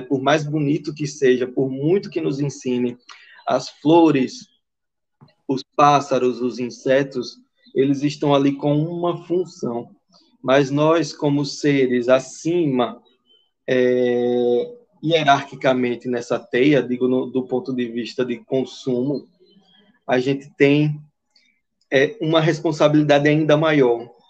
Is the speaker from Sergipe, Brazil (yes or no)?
yes; Aracaju, Sergipe, Brazil; eu sou daqui de Aracaju